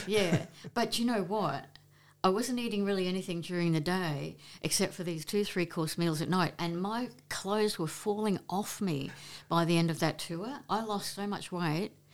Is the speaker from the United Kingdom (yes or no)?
no; Queensland, Australia; now in Brisbane, Australia; we moved to Maribyrnong, um, moved in with my father's parents, and, um, I started schooling grade four there.